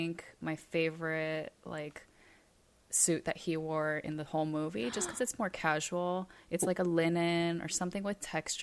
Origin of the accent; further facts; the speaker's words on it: Hawaii, United States; moved away; we're from Hawaii.